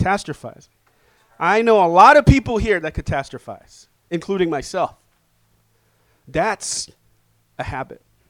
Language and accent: English; New York City, New York, United States; I'm from Inwood.